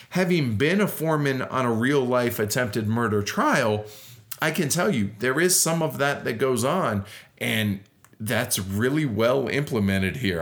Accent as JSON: {"language": "English", "country": "United States", "said": "as an American"}